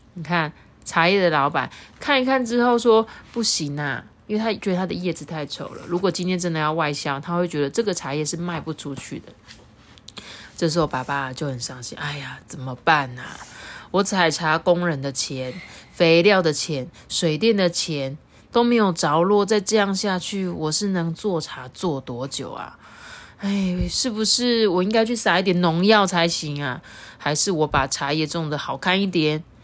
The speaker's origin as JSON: {"language": "Chinese", "country": "Taiwan", "said": "我们台湾人"}